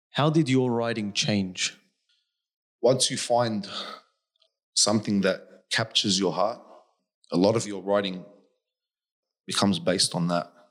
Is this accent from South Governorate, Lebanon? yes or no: yes; South Governorate, Lebanon; English is a second language; You come from Iraq. I come from South Lebanon. Our countries both have seen many, many wars.